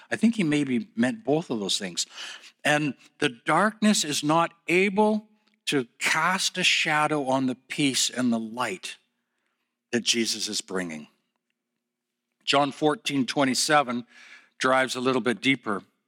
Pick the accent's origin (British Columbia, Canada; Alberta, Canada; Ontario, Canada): Alberta, Canada; Calgary; also born or lived in Edmonton; I was born in Calgary